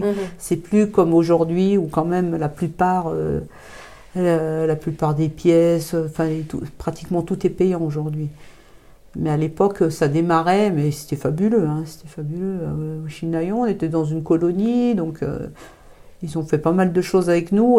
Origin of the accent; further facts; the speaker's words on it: Thonon-les-Bains, Auvergne-Rhône-Alpes, France; je suis originaire de Tonon, je suis née à Tonon-les-Bains en 1966.